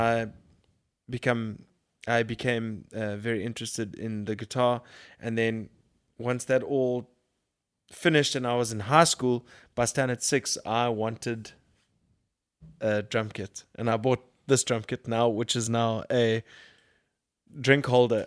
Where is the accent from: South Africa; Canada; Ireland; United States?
South Africa; Durban, KwaZulu-Natal; I grew up in Durban